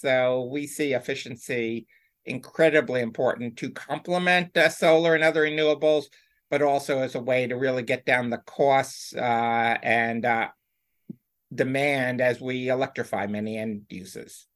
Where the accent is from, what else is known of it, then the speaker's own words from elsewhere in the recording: White Plains, New York, United States; outside of New York City, New York City suburbs.